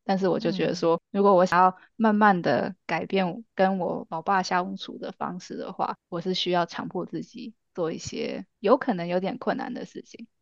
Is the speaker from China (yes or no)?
no; Canada; also born or lived in Taiwan; 我们都是在台湾出生的，然后小时候跟着家人一起移民到加拿大